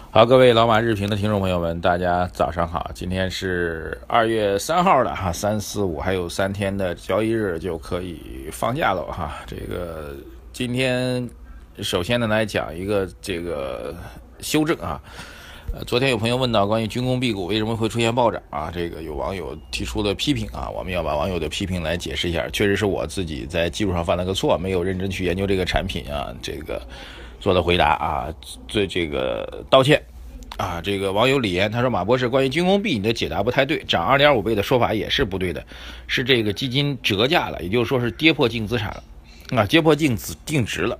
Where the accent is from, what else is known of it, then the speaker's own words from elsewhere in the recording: Shanghai, China; 用我们上海人讲话呢